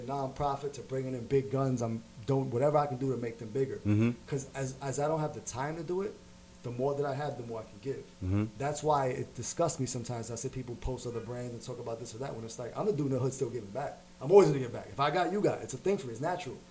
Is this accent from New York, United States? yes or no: yes; New York City, New York, United States; I was the kid from Harlem